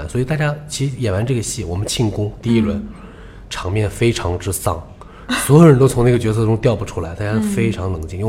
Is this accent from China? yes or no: yes; Shanghai, China; 我们首先是，呃，比如说我们是说上海话的演员，必须是上海人。